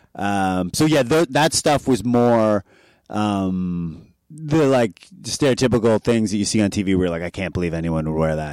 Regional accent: Oshawa, Ontario, Canada; moved away as an adult; also born or lived in New York City / Milan; now in Vancouver, Canada; I'm from Oshawa, Ontario

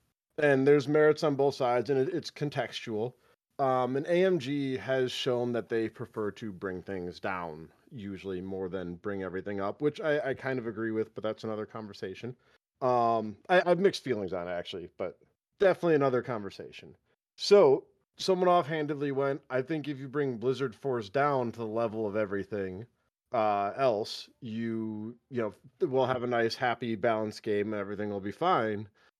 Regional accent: United Kingdom; As a British person, there's nothing you hate more than representing American views and opinions properly.

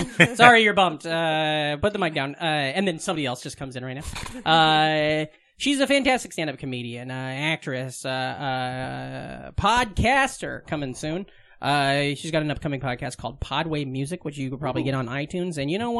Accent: Vermont, United States; That's what growing up in Vermont's like, a lot of ass talk.

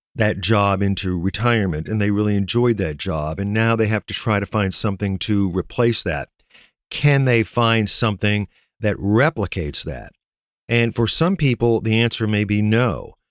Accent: near Navarre, Northeast Ohio, United States; near my hometown

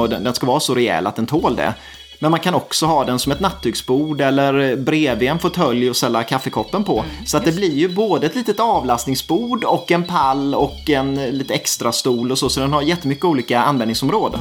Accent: Småland, Sweden; som smålänning

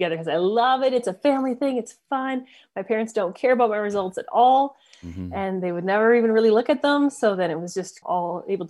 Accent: Canmore, Alberta, Canada; Definitely born into it. And if I'd been born somewhere else, I would have done something else. But in the town of Canmore

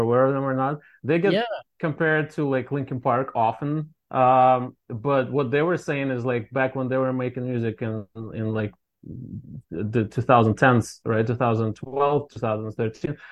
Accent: Russia; moved away as an adult; now in Boston, United States; we're from Russia originally

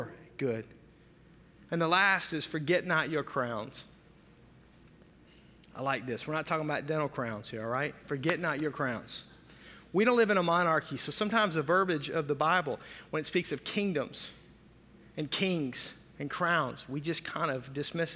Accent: the South, United States; I'm from the South

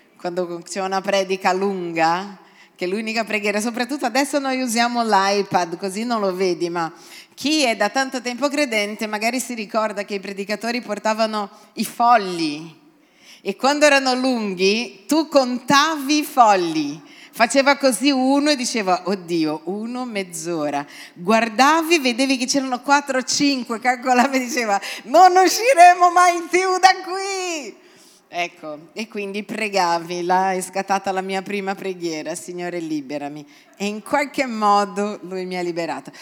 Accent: Brazil; now in Italy; io vengo dal Brasile e in Brasile non c'è la Pasquetta

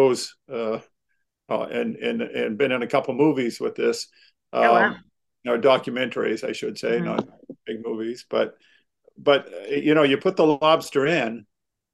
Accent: Maine, United States; I am from Maine, born and raised in Maine

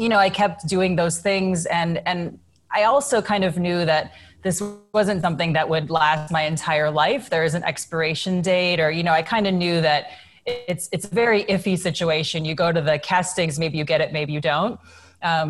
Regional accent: Illinois, United States; moved away; I was a kid from Illinois

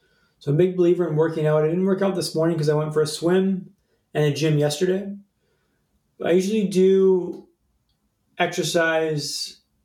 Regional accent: Vancouver, British Columbia, Canada; moved away as an adult; also born or lived in London; Vancouver, my hometown, when I lived in London

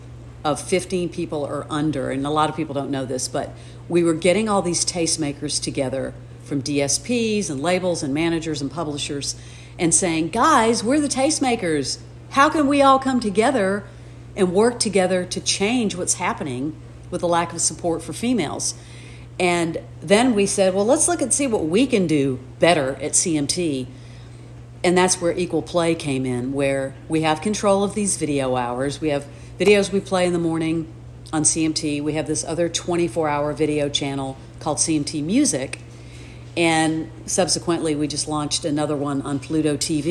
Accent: Alabama, United States; also born or lived in New York; now in Nashville, United States; I'm from the South, you know, I grew up in Alabama

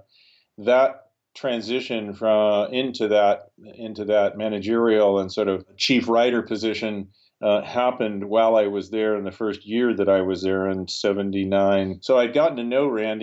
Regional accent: Southern California, United States; I was born and raised in Southern California

